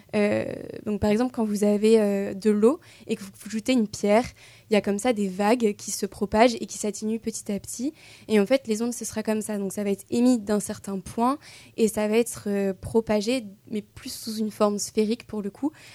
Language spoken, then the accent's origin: French; Tours, Centre-Val de Loire, France; je viens euh, de Tours, euh, donc voilà, petit retour aux sources